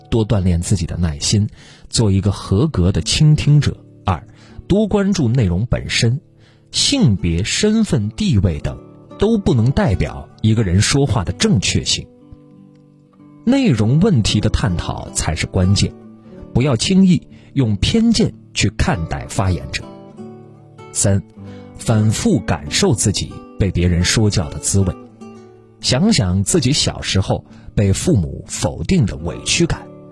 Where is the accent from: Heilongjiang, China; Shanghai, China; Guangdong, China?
Guangdong, China; 我是潮汕人